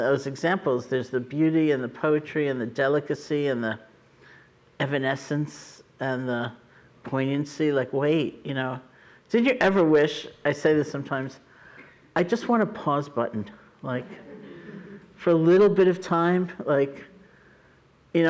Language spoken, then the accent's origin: English; New York City, New York, United States; moved away; I grew up in New York City